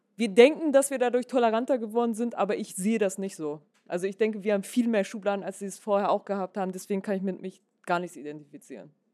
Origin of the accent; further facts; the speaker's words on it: Hamburg, Germany; now in Berlin, Germany; ich bin äh, in Hamburg in Gesach geboren und äh, bin dann nach Berlin gekommen